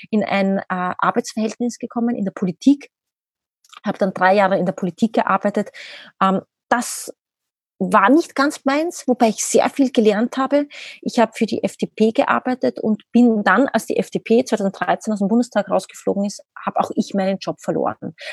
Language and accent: German; Austria; now in Berlin, Germany; Ich selbst, man hört es, ich bin Österreicherin, lebe aber mittlerweile seit zehn oder elf Jahren, glaube ich, mittlerweile in Berlin.